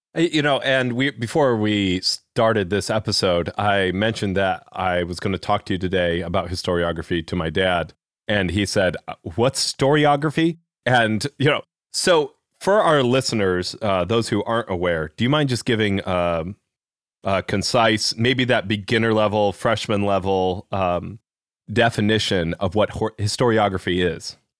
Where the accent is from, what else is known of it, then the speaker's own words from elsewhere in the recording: Midwest, United States; accent: Midwest; I grew up mostly in the Midwest, so I have a Midwest accent